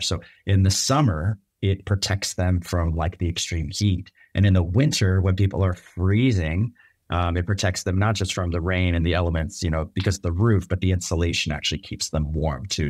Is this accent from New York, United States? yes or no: no; Bay Area, just outside San Francisco, California, United States; I grew up in the Bay Area, just outside San Francisco